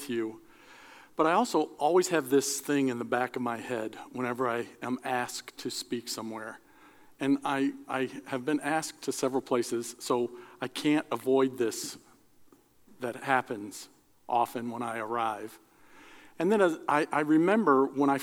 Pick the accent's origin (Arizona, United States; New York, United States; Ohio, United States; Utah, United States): Ohio, United States; Cleveland; When I was a kid growing up, I grew up in the Cleveland area